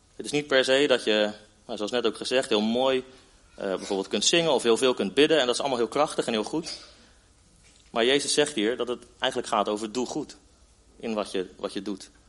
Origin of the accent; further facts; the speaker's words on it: Netherlands; als Nederlanders